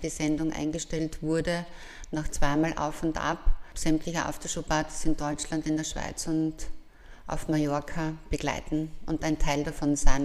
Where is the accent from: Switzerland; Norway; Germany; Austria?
Austria; Graz, Styria; Ich durfte als Jugendliche am Fuße vom Kalvarienberg aufwachsen